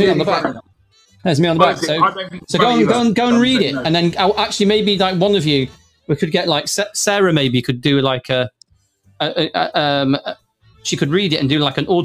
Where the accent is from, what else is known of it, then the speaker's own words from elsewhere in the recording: Manchester, North West England, United Kingdom; I hail from Manchester